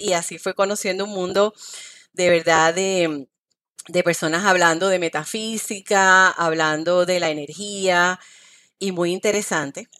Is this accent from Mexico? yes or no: no; Guayama, Puerto Rico; moved away as an adult; also born or lived in Ponce, Puerto Rico; now in Miami, United States; nací en Ponce, Puerto Rico, soy de Guayama y actualmente estoy viviendo en Miami